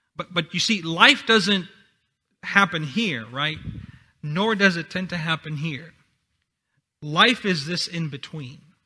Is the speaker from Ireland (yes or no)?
no; Honduras; English is a second language; moved away; I'm from Honduras, so English is my second language